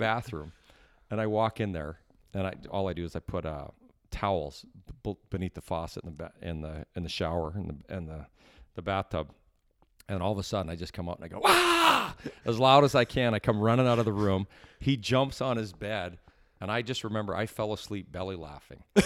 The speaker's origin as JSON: {"language": "English", "country": "Canada", "tie": "born or raised there", "said": "as a Canadian kid"}